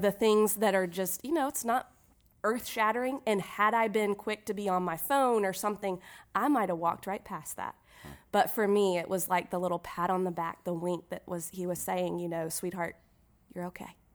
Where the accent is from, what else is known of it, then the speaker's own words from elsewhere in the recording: Irmo, South Carolina, United States; I'm from Irmo, South Carolina